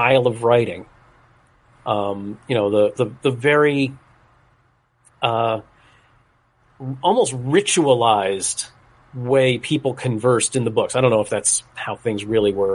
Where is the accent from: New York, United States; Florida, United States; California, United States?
Florida, United States; South; the town where I grew up in South Florida